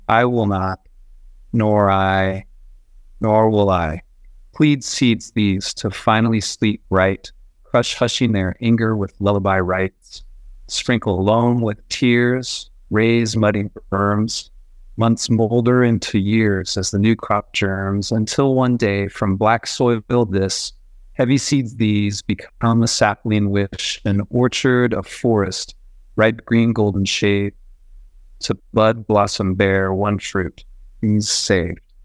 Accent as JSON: {"language": "English", "town": "Boise", "region": "Idaho", "country": "United States", "moved": "yes", "lives_now": "Bogota, Colombia", "said": "I'm from Boise."}